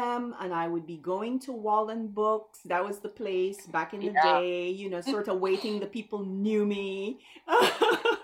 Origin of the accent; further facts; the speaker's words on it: Belize; moved away as an adult; now in United States; to get the accent out of the way, I'm from Belize